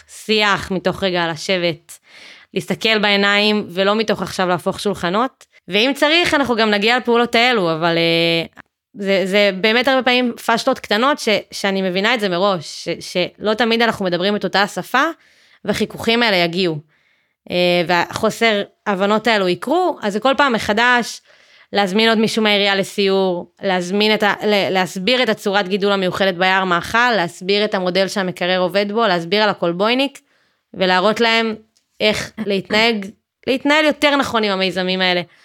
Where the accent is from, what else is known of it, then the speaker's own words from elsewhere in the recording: Matan, Central District, Israel; moved away as an adult; now in Beersheba, Israel; אני מאזור השרון, ממתן